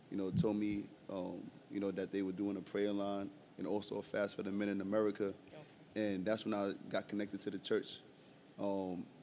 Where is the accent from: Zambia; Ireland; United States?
United States; New York City, New York; from Brooklyn, New York.